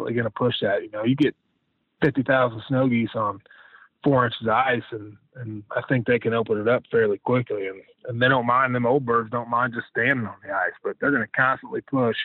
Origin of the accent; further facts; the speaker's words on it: Illinois, United States; also born or lived in Arkansas; now in Sumner, Missouri, United States; I grew up in Illinois